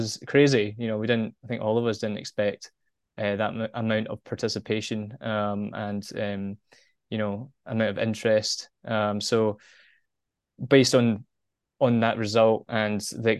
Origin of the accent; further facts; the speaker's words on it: Glasgow, Scotland, United Kingdom; moved away as an adult; now in Japan; originally sort of born and bred in Glasgow, Scotland.